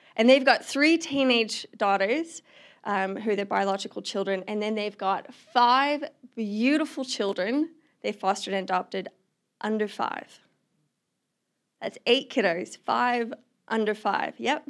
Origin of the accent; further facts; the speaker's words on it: Australia; moved away as an adult; now in Missoula, United States; I'm originally from Australia. I moved to the United States about a year and a half ago